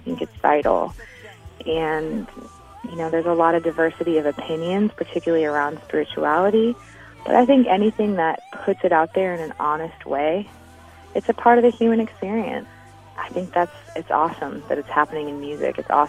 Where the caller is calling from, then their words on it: Seattle, Washington, United States; I'm calling from Seattle, and I'm loving the show tonight.